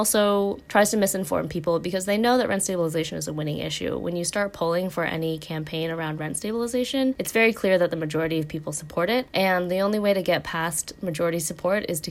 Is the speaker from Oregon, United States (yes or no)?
yes; Oregon, United States; moved away; my home state of Oregon